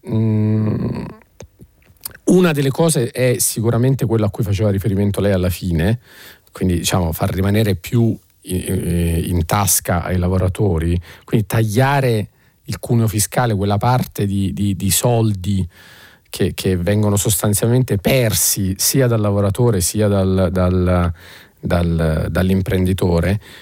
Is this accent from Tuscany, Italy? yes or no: no; Naples, Campania, Italy; da napoletano